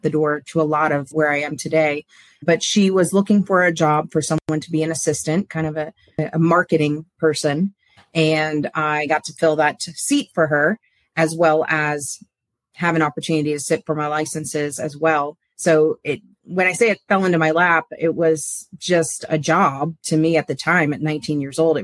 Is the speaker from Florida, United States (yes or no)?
yes; Palm Beach, Florida, United States; now in Jacksonville, United States; I grew up in Palm Beach, so Floridian.